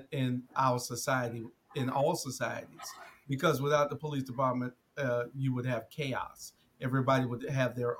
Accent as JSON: {"language": "English", "town": "Savannah", "region": "Georgia", "country": "United States", "tie": "born or raised there", "said": "I grew up in Savannah, Georgia, little city on the coast, east coast of Georgia"}